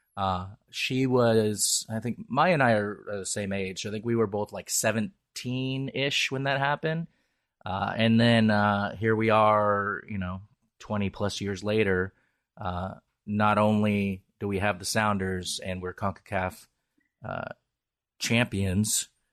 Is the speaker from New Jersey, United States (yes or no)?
no; Seattle, Washington, United States; I'm a Seattleite and, uh, I'm very Irish